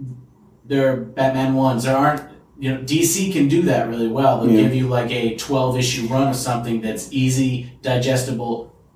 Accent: Canada; moved away; In Canada, we had E's, believe it or not.

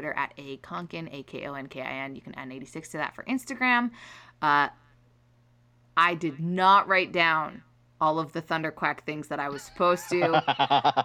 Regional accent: Penticton, British Columbia, Canada; I've been spending a lot of time in my hometown of Penticton

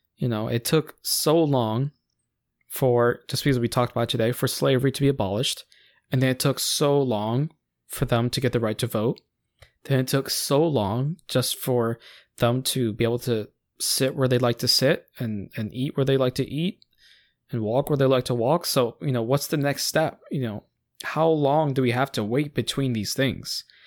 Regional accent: United States

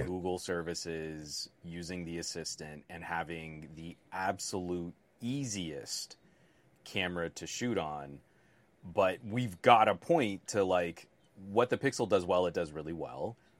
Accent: United States; as a American

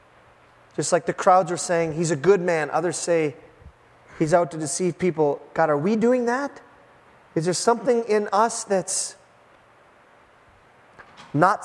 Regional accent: United States; as American Christians

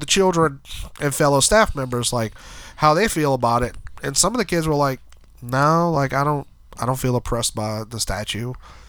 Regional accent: New Orleans, Louisiana, United States; we're from New Orleans.

